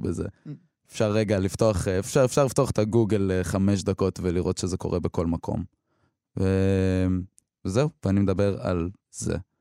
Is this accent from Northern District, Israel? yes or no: yes; Beit Jann, Northern District, Israel; born or raised there; first language Hebrew; also born or lived in Eilat / Samar